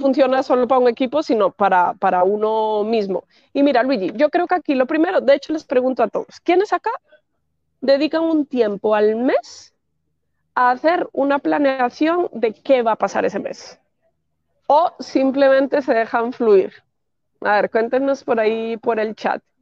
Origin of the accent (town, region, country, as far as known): Spain; also born or lived in Madrid